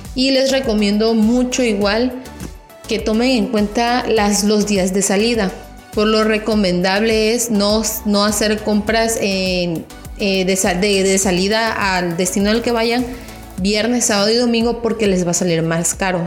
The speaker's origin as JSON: {"language": "Spanish", "country": "Mexico", "said": "yo soy de México"}